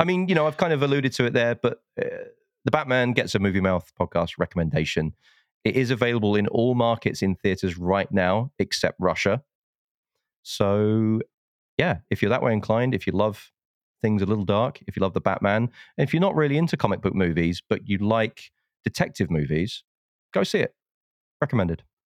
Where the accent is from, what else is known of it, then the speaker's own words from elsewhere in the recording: United Kingdom; being a Brit